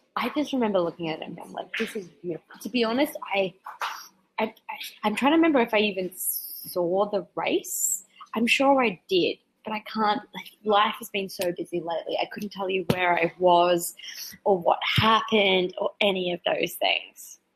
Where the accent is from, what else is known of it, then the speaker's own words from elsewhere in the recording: 800 km north of Brisbane, Queensland, Australia; moved away; when they ask me where I'm from in Australia. I'm like, get to Brisbane and then go north eight hundred kilometers